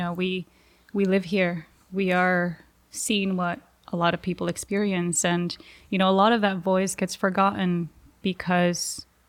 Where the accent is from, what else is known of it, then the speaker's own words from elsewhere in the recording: Los Angeles, California, United States; born there; My parents did the opposite. I was born in Los Angeles. I was born in the U.S.